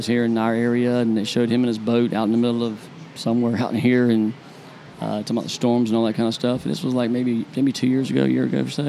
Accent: Jacksonville, Florida, United States; Me, I'm from Jacksonville

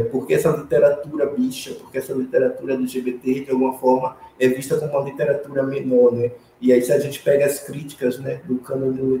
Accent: Northeast Region, Brazil; sendo nordestino também, né? no caso, uma bicha nordestina, de uma cidade pequena do interior do Nordeste.

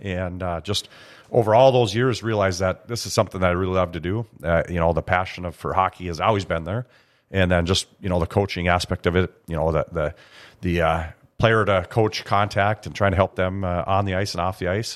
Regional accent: Grand Forks, North Dakota, United States; growing up in Grand Forks

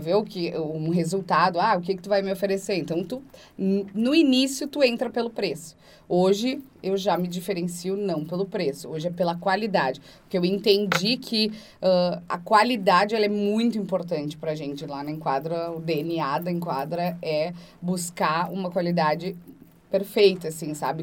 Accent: Antônio Prado, Rio Grande do Sul, Brazil; Eu sou de Antônio Prado, lá no interior do Rio Grande do Sul.

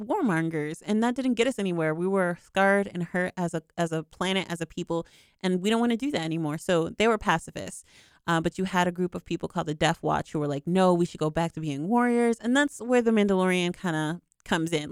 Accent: United States; I'm from America

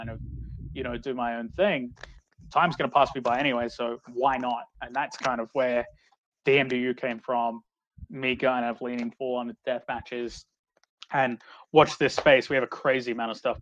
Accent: Australia; we are here in Australia

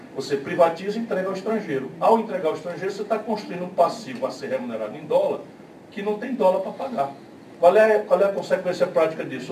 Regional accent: Northeast Region, Brazil; eu sou do Nordeste

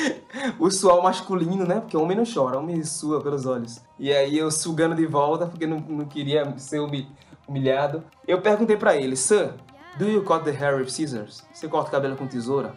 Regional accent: Brazil; moved away as an adult; also born or lived in Trinidad and Tobago; now in India; eu sou brasileiro

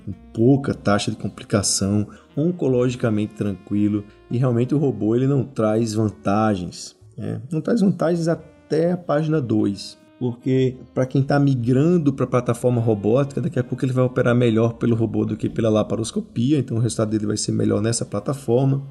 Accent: Natal, Rio Grande do Norte, Brazil; eu sou de Natal

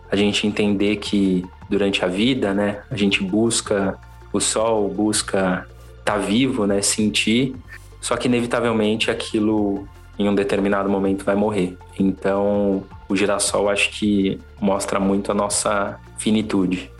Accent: São Paulo, Brazil; sou natural de São Paulo, da zona oeste de São Paulo, para ser mais exato

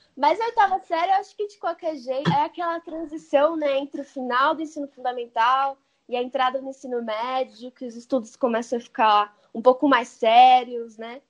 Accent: São Paulo, Brazil; Eu sou nascida numa cidade grande, eu sou aqui de São Paulo

